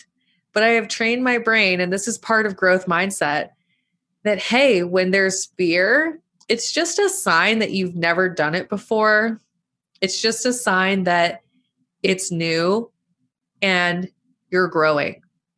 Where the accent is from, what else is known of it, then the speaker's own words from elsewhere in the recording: Montana, United States; I know all the women who came said they loved Bozeman, Montana. Shout out my home state.